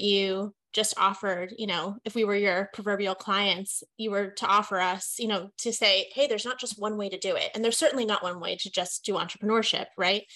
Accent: West Coast, United States; I was born and raised on the West Coast

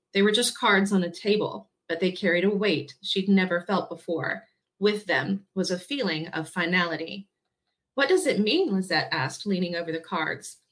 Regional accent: Baton Rouge, Louisiana, United States; moved away as an adult; now in Franklin, United States; I was born and raised in Baton Rouge, Louisiana.

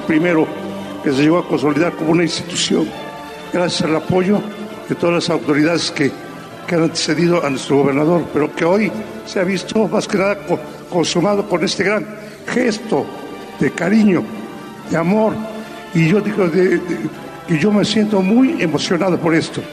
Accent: Puebla, Mexico; fuera reconocido en mi tierra, porque no es por presunción, pero es el grupo más antiguo de todos los coros que hay aquí en Puebla

